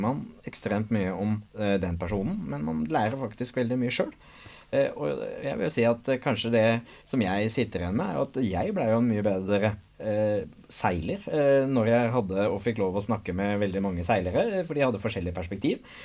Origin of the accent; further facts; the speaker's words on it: Nøtterøy, Vestfold, Norway; Jeg er oppvokst på Nøtterøy